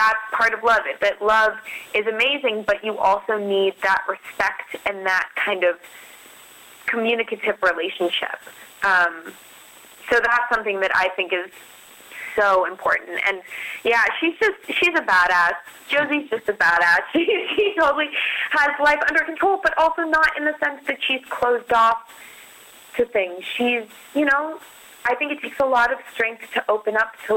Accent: Denver, Colorado, United States; moved away as an adult; also born or lived in Boston; I grew up in Denver, Colorado

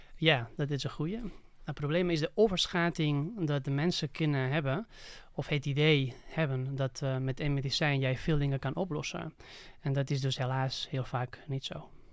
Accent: Barcelona, Catalonia, Spain; Dutch is a second language; moved away as an adult; now in Netherlands; eigenlijk in Barcelona, waar ik vandaan kom

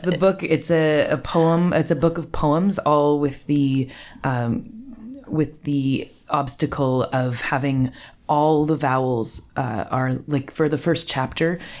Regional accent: Gravenhurst, Ontario, Canada; also born or lived in Toronto; now in Burk's Falls, Canada; I grew up in Gravenhurst

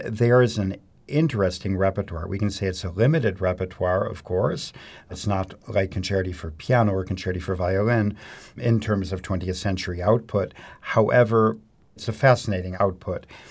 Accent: Mount Prospect, Illinois, United States; moved away as an adult; also born or lived in Baltimore / New York / Paris; I grew up in the Chicago suburbs in Mount Prospect

